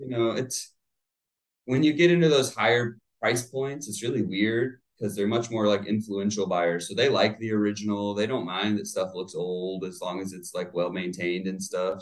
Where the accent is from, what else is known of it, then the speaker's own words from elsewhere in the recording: Plant City, Florida, United States; also born or lived in St. Petersburg, Florida; born and raised in Plant City